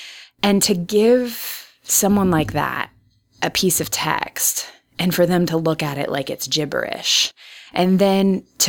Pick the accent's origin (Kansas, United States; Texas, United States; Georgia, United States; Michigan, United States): Kansas, United States; also born or lived in Iowa / Chicago / Virginia / New Mexico; Yeah, so I'm from Kansas, so Midwestern by pedigree.